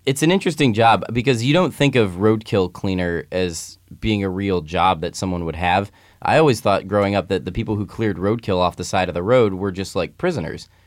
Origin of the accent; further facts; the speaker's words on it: Midwest, United States; now in California, United States; just as a little kid growing up in the Midwest